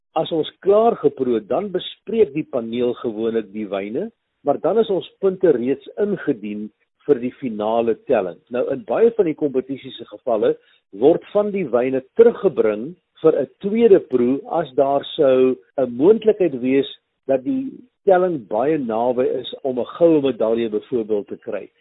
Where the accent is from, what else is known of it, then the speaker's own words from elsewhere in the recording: North-Eastern Cape, South Africa; moved away; by plaas waar ek nou groot geword het daar in die Indiese wêreld in die Noord-Oos-Kaap